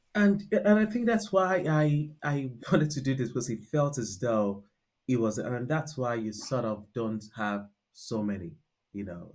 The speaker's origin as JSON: {"language": "English", "country": "Nigeria", "tie": "born or raised there", "also_born_or_lived": "United Kingdom", "accent": "Nigerian", "moved": "as an adult", "lives_now": "London, United Kingdom", "said": "born and bred in Nigeria"}